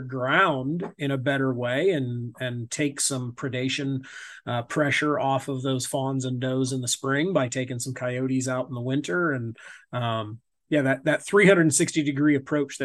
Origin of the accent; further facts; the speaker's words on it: Northeast Indiana, United States; I'm in Indiana